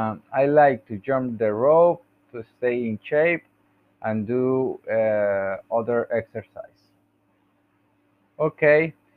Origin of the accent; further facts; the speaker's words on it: Bucaramanga, Santander, Colombia; born there; English is a second language; now in Puerto Salgar, Colombia; Okay, I was born in Bucaramanga, Santander, on December 31 of 1989. I'm 32 years old.